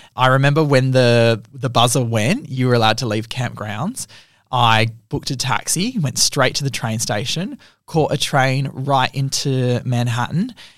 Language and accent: English; Australia; I'm from Australia.